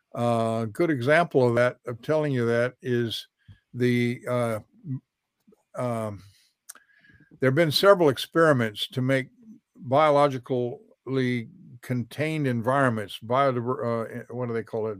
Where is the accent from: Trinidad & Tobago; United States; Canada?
United States; Alaska; now in Florida, United States; I've been in Florida sixty years. I came here from Alaska where I was raised